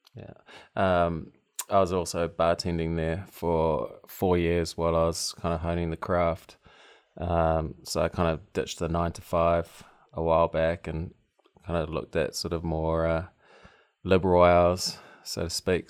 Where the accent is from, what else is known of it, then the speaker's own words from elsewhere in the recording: Tauranga, Bay of Plenty, New Zealand; moved away as an adult; also born or lived in West Coast, United States; now in Maryland, United States; where I grew up is New Zealand's, uh, busiest port